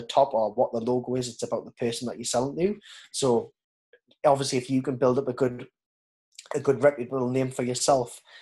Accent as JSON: {"language": "English", "town": "Newcastle upon Tyne", "region": "North East England", "country": "United Kingdom", "accent": "Geordie", "said": "as a Geordie"}